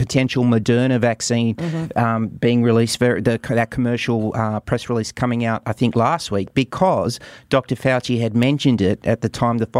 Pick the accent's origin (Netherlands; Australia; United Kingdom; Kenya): Australia; I'm an Aussie